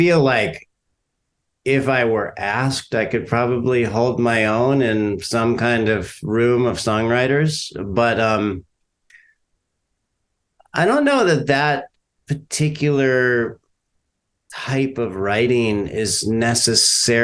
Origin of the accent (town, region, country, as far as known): Orange County, Southern California, United States; born or raised there; moved away as an adult; also born or lived in San Francisco, California; now in Durham, North Carolina, United States